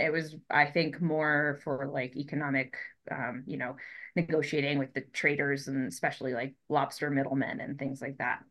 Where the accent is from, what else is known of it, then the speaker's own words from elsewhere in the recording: Colorado, United States; moved away; also born or lived in Florida; I grew up in Colorado